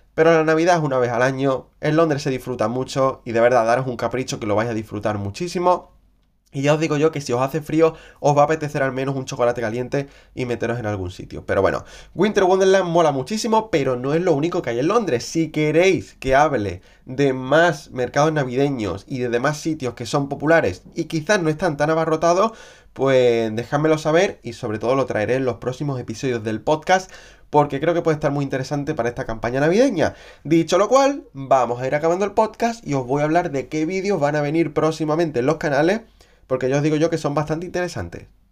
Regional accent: Andalusia, Spain; now in London, United Kingdom; en la región de donde yo vengo, en Andalucía

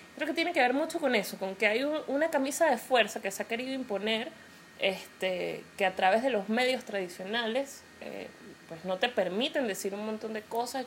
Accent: Venezuela; yo porque vivo en Venezuela

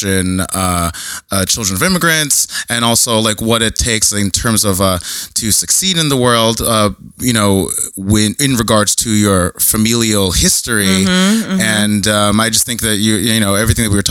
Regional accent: New Jersey, United States; now in Portland, United States; I am from New Jersey originally

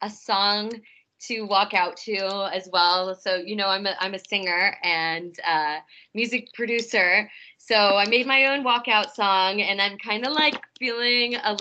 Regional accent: Omaha, Nebraska, United States; I'm from Omaha.

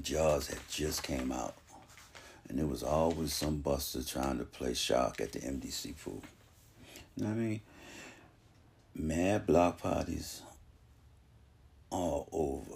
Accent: Boston, Massachusetts, United States; I'm a Bostonian, born and raised

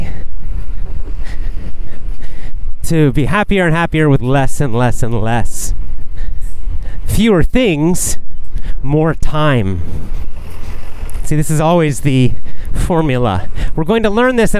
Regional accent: Athens, Georgia, United States; now in Japan; downtown Athens, Georgia, my hometown

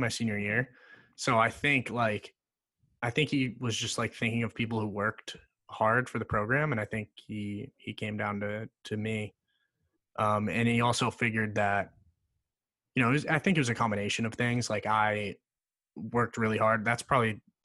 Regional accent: Norwood, Massachusetts, United States; I'm from Norwood, Massachusetts.

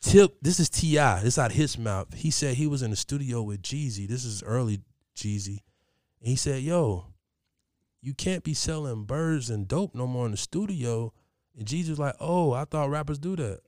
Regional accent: Columbus, Ohio, United States; I'm from Columbus

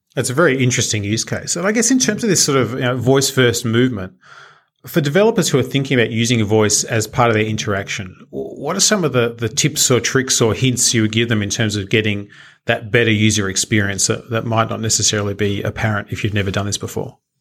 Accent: Australia; being Australian, we do have our own pronunciation of different things

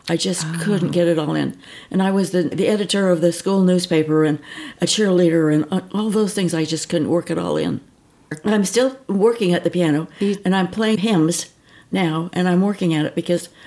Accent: Manti, Utah, United States; also born or lived in Newport Beach, California; I was born in Manti and grew up in Manti

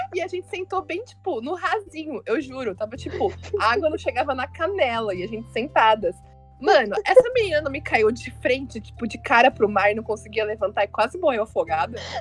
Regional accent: Atibaia, São Paulo, Brazil; eu nasci em São Paulo, mas eu fui morar em Atibaia

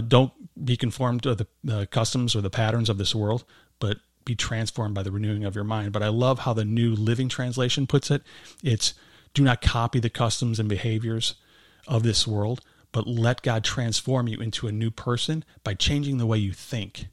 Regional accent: Berwyn, Illinois, United States; I grew up in, uh, Berwyn, Illinois, so not too far from here

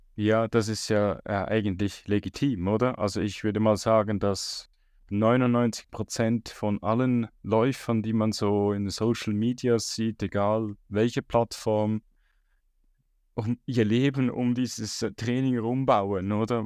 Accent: Switzerland; als Schweizer

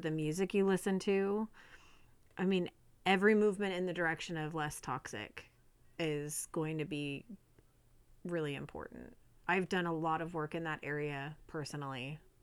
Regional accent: California, United States; moved away; also born or lived in Arizona / Oregon; I grew up in California, and then moved to Arizona

